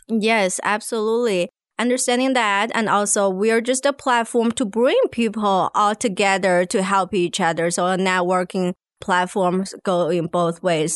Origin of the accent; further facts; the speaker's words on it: China; moved away as an adult; now in Arkansas, United States; I come from China originally